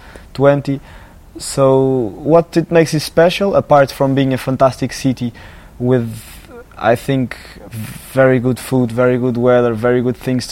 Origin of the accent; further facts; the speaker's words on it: Lisbon, Portugal; I'm from Lisbon